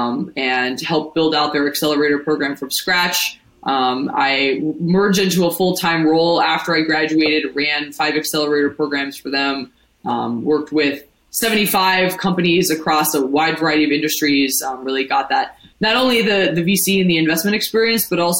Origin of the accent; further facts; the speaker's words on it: Ohio, United States; moved away as an adult; now in New York, United States; I'm from the Midwest. I'm from Ohio originally. I moved to New York in 2014 to go to NYU's business school